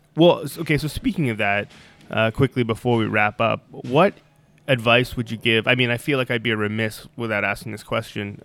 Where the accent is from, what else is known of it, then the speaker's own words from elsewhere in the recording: Toronto, Ontario, Canada; I'm from Toronto too